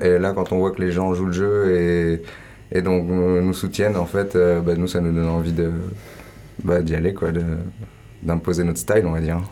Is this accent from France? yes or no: yes; Ain, Auvergne-Rhône-Alpes, France; moved away as an adult; also born or lived in Landes; je suis du département de l'Ain, le 01